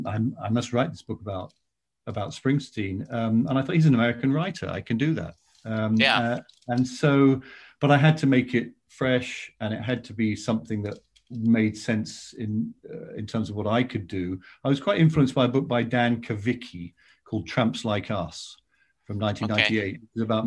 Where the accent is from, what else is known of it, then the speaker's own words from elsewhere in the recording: South West England, United Kingdom; which starts with going past …'s memorial in my hometown